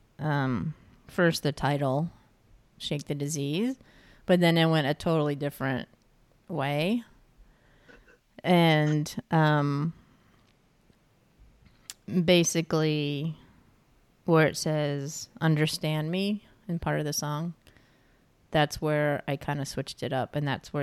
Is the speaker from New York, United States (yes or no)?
yes; New York, United States; moved away; she's like, where are you from originally? And I'm like, New York.